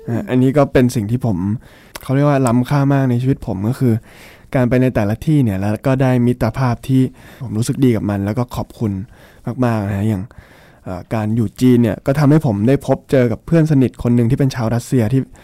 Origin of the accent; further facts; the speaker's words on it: Thailand; moved away as an adult; also born or lived in Shanghai, China